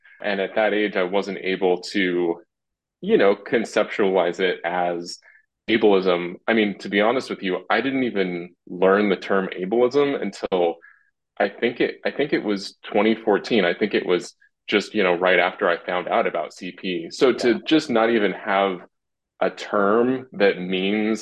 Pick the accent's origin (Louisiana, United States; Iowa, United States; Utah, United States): Utah, United States; Salt Lake City; I was in a non-Mormon family, but we grew up in Salt Lake City